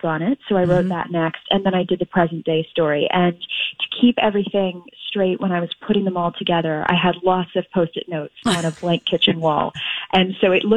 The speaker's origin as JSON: {"language": "English", "town": "Los Angeles", "region": "California", "country": "United States", "tie": "born or raised there", "moved": "as an adult", "lives_now": "London, United Kingdom", "said": "I grew up in Los Angeles"}